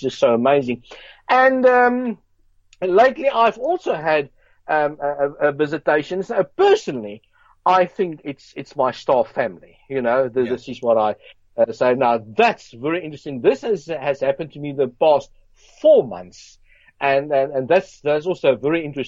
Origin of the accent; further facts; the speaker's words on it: Johannesburg, Gauteng, South Africa; I grew up in South Africa, Johannesburg, Brixton.